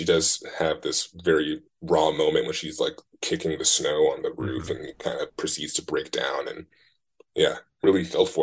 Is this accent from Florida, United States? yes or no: no; Oakland, California, United States; also born or lived in Martinez, California; I moved from Oakland to Martinez